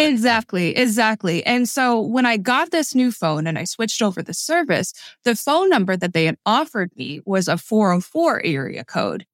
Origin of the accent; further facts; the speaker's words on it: Montgomery County and Frederick County, Maryland, United States; moved away as an adult; also born or lived in Gaithersburg, Maryland; now in Atlanta, United States; I moved to Atlanta from Montgomery County and Frederick County, Maryland. I spent my whole childhood there